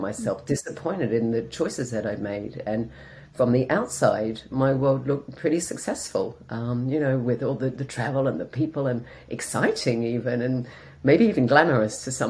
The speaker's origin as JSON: {"language": "English", "country": "Australia", "also_born_or_lived": "London / south of Spain", "moved": "as an adult", "lives_now": "Spain", "said": "I'm an Australian that lives in the south of Spain."}